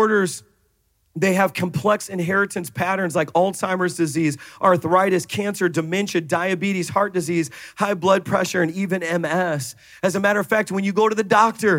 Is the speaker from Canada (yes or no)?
no; Jamaica; I'm Jamaican